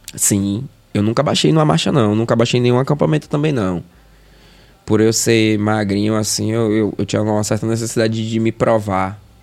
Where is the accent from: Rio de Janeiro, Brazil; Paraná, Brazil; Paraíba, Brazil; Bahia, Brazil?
Bahia, Brazil; Feira de Santana; moved away as an adult; now in Salvador, Brazil; sou de Feira de Santana, nasci em 91. É, sou de família humilde, tá ligado? Morador de periferia.